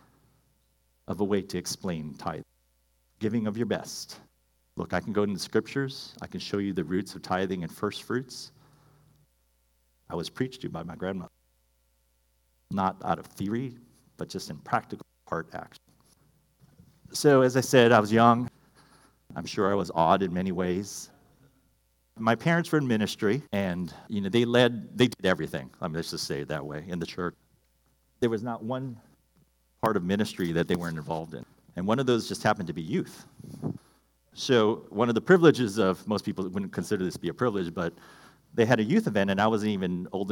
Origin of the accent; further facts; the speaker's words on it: Hawaii, United States; I grew up in Hawaii, small town, fantastic place.